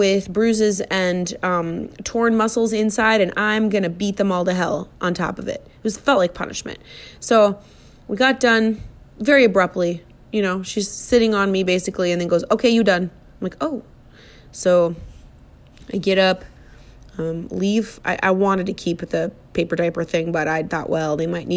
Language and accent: English; Minnesota, United States; I'm from Minnesota